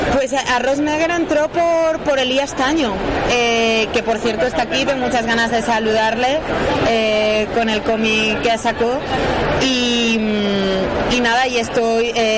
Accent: Valencia, Valencian Community, Spain; yo soy de Valencia, justo de un barrio que Benimaclet

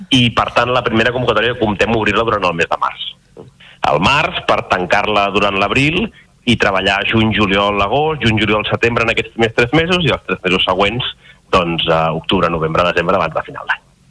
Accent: Reus, Catalonia, Spain; jo que sóc de Reus

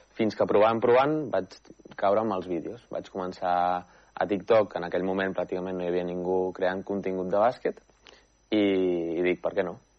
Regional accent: Manresa, Catalonia, Spain; Soc manresà, vaig néixer a Manresa i he viscut tota la vida a Manresa.

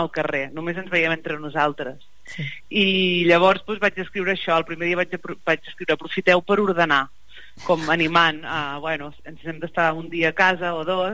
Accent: Banyoles, Catalonia, Spain; moved away as an adult; now in Barcelona, Spain; Jo sóc, sóc de Banyoles i, i fa uns anys que visc a Barcelona

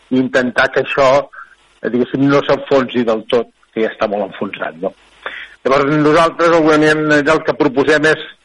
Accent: Alcover, Catalonia, Spain; also born or lived in La Selva del Camp; Jo sóc del Cuber, però la selva eh, i el Cuber, els dos llocs

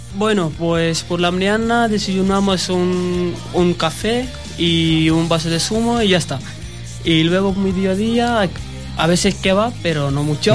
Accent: Pakistan; Spanish is a second language; now in Tarragona, Spain; yo soy de Pakistán, tengo 23 años y trabajando aquí en España

